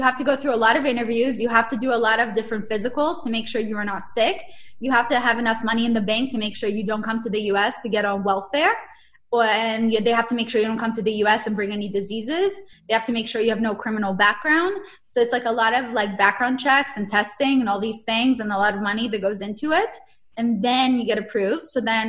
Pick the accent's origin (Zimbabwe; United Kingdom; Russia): Russia; Saint Petersburg; English is a second language; So I was born in St. Petersburg, Russia. So I'm from Russia. Go Soviet Union.